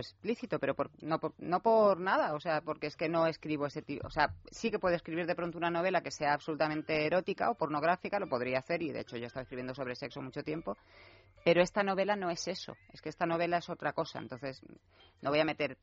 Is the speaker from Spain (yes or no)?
yes; Marbella, Andalusia, Spain; also born or lived in Torremolinos; yo que me he criado en Marbella, porque yo soy de Torremolinos